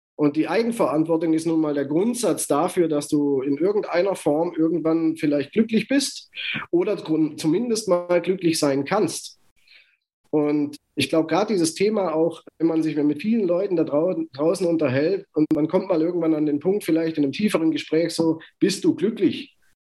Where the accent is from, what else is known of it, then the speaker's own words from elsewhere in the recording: Germany; ich bin deutsch, ich bin in Deutschland geboren, ich bin in Deutschland aufgewachsen